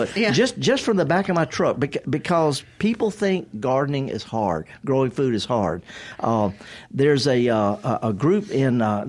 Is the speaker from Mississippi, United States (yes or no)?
yes; the Mississippi Delta, United States; I'm from the Delta. I'm so Delta. I flunked out of Moorhead. I flunked out of Mississippi Delta Junior. And I'm a retired college associate professor.